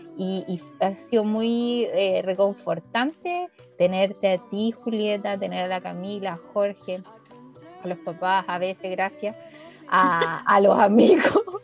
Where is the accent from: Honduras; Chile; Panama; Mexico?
Chile; Chillán, Ñuble; yo estudié en un colegio con cruz. Entonces en ese colegio con Cruz de Chillán